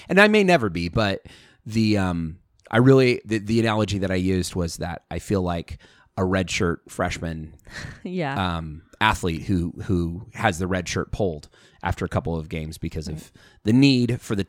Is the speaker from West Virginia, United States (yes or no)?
no; Idaho, United States; well, I'm from Idaho, so I say fur.